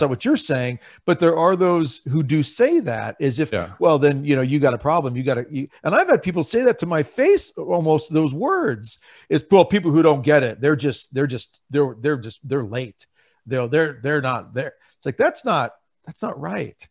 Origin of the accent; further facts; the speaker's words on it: Lincoln, Nebraska, United States; I'm from Lincoln, Nebraska